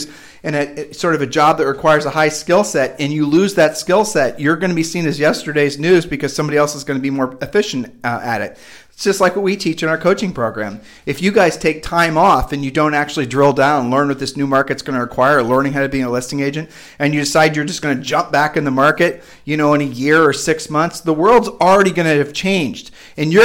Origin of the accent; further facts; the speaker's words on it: Midwest, United States; moved away as an adult; now in Puerto Rico; we're from the Midwest